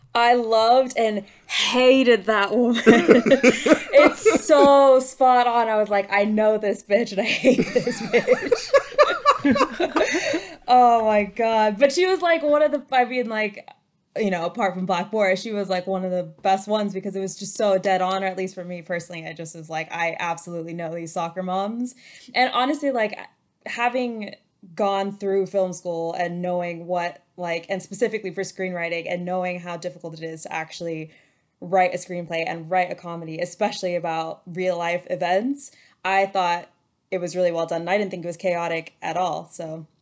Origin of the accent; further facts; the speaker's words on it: United States; I'm American